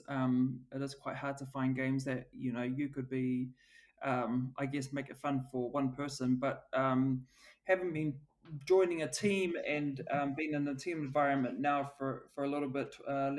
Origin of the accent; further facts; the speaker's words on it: Auckland, New Zealand; also born or lived in Switzerland; my background, I'm from South Auckland. We come from a low social economic area